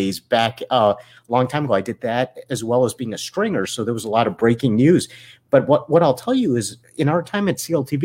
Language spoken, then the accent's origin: English; East Coast, United States; moved away; I grew up on the East Coast